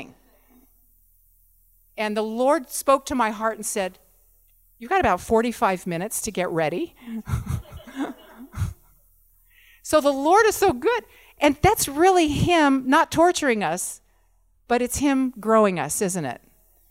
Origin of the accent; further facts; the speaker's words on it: California, United States; moved away; I'm from California